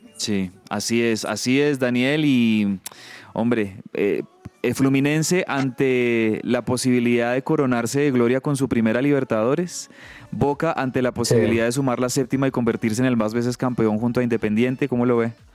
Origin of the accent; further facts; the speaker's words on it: Colombia; como colombiano